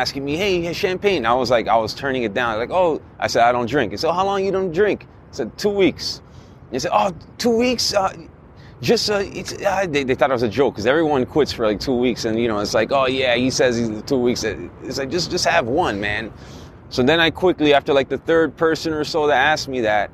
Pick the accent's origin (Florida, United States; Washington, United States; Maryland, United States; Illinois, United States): Florida, United States; Miami; moved away; I'm from Miami originally